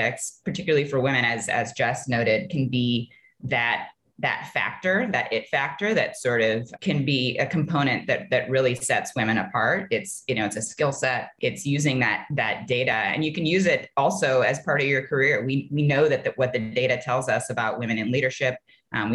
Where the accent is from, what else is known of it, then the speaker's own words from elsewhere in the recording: Ohio, United States; I grew up in Ohio